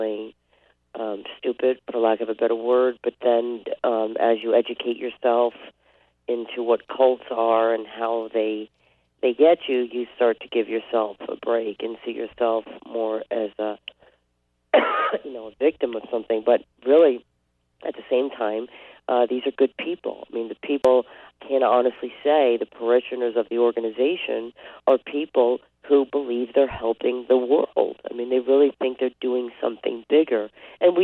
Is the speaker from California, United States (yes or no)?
no; New York City, New York, United States; I'm from Brooklyn